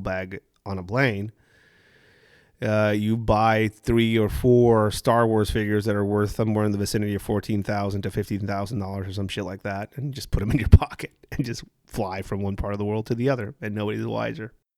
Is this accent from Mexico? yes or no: yes; Tijuana, Baja California, Mexico; I'm from Tijuana, I'm from Mexico